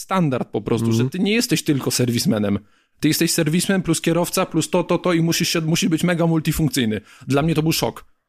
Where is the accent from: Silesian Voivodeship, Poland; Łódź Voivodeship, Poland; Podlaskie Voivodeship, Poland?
Silesian Voivodeship, Poland; Gliwice; moved away; also born or lived in Szczyrk; ja ogólnie pochodzę z Gliwic, tam się wychowałem, tam się urodziłem